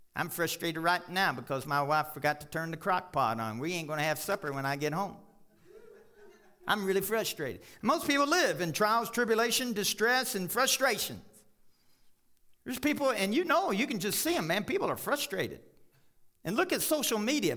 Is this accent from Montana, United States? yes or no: no; Kentucky, United States; now in Colorado, United States; I grew up in Kentucky.